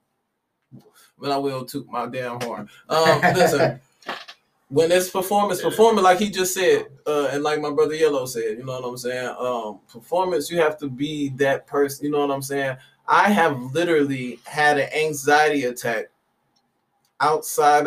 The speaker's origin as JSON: {"language": "English", "town": "Detroit", "region": "Michigan", "country": "United States", "said": "I'm from Detroit"}